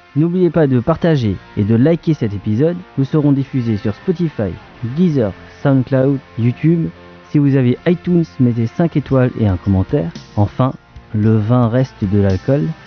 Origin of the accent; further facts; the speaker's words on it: Alsace, Grand Est, France; on est des Alsaciens